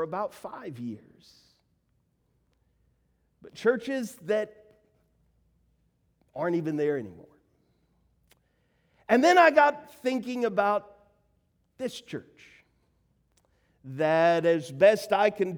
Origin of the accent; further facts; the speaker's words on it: Nashville, Tennessee, United States; I grew up in Nashville, Tennessee